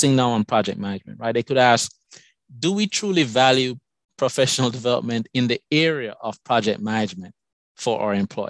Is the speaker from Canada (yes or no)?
no; Jamaica; accent: Jamaican; moved away as an adult; also born or lived in Madison, Wisconsin, United States; now in United States; My accent is from Jamaica. I came to this country many years ago for college